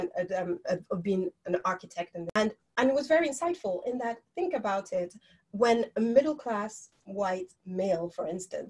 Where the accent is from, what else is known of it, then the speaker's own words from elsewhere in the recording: Nigeria; moved away as an adult; being that we grew up in Nigeria, we went to school, we didn't have that exposure